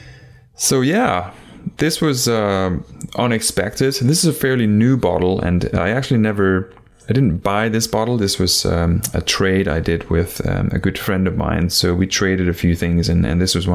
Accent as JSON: {"language": "English", "country": "Denmark", "moved": "yes", "said": "I am actually originally from Denmark"}